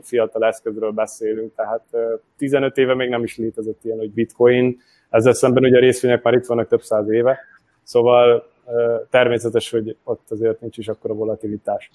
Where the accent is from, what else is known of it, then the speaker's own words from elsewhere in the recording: Hungary; also born or lived in Győr; magyarként egy francia startupban